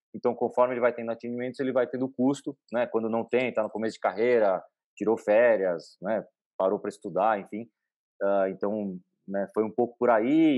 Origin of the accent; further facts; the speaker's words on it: São Paulo, Brazil; eu nasci e cresci em São Paulo